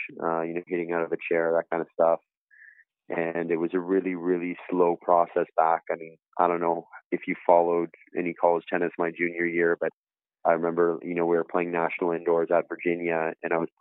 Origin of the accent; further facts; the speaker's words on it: Canada; growing up in Canada and North America